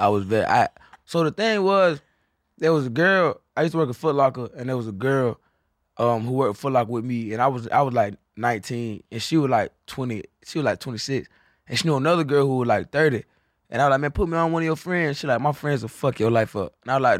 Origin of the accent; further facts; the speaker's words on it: Florida, United States; now in Austin, United States; I'm from Florida.